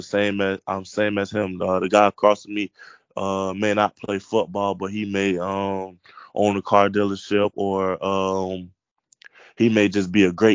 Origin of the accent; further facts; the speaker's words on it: Lake Wales, Florida, United States; I'm from Polk